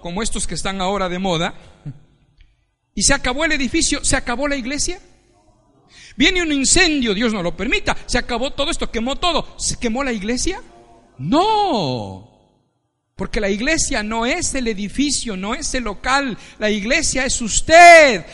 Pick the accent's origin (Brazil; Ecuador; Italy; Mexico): Ecuador; moved away as an adult; now in Spain; Yo soy ecuatoriano Nací en el Ecuador